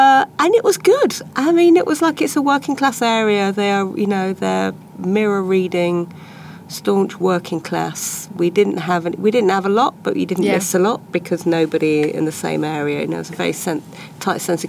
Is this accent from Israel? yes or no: no; Leicester, East Midlands, United Kingdom; I was born in Leicester in 1964